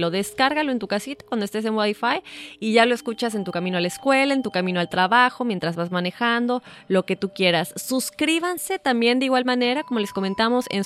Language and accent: Spanish; Argentina